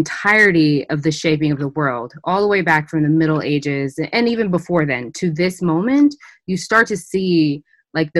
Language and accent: English; Berkeley, California, United States; I grew up in Berkeley, California